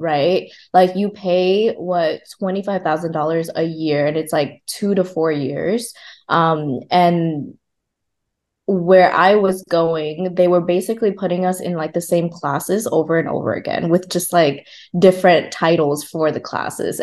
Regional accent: Oxnard, California, United States; first language Vietnamese; English is a second language; also born or lived in Vung Tau, Vietnam; now in Los Angeles, United States; I moved over to the States when I was 8 years old. I grew up in Oxnard.

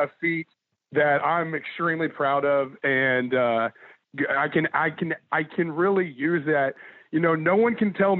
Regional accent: Dallas, Texas, United States; moved away; I'm from Dallas. I'm a big Rangers fan.

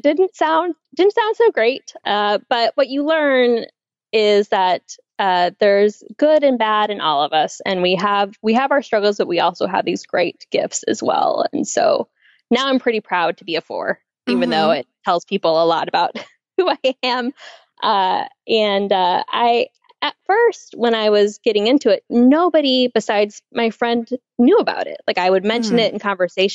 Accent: Chicago suburbs, Illinois, United States; also born or lived in Nashville, Tennessee / San Francisco, California / Twin Cities, Minnesota; now in Knoxville, United States; I currently live in Knoxville, Tennessee, as of this past December, but I'm from the Chicago suburbs. Originally

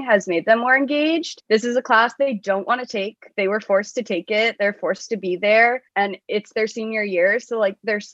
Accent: Florida, United States; I worked for a representative from my hometown

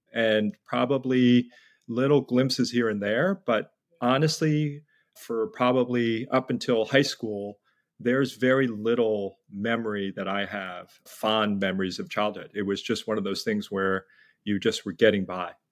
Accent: United States; also born or lived in New York City / New Jersey; I was born in New York City at a time when there were very few Koreans, and then grew up in New York and New Jersey

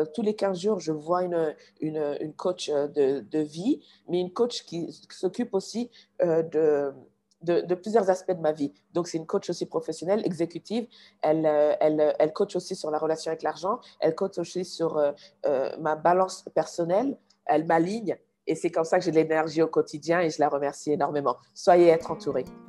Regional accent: Mali; also born or lived in United States

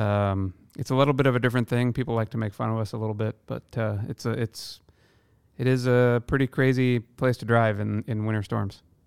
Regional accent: Iowa, United States; born or raised there; now in Seattle, United States

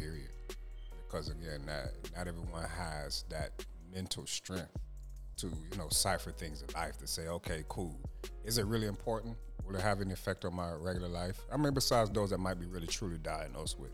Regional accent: Jamaica; I'm Jamaican

